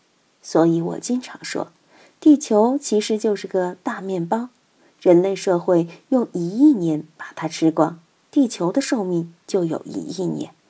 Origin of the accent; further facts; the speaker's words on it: Chengdu, Sichuan, China; 远的不说，我们就看岷江，看我们成都人歌颂的母亲河。